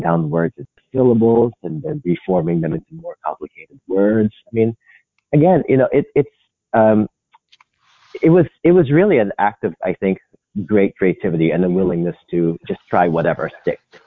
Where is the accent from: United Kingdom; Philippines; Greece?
Philippines; moved away as an adult; now in United States; I'm from the Philippines. Yeah, and I came to the US